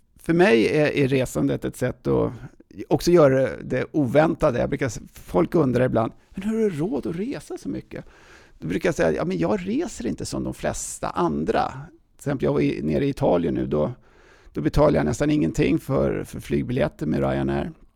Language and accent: Swedish; Täby, Stockholm County, Sweden; accent: Stockholm dialect; moved away as an adult; also born or lived in United States / Åre; now in Stockholm, Sweden; i Täby jag uppväxt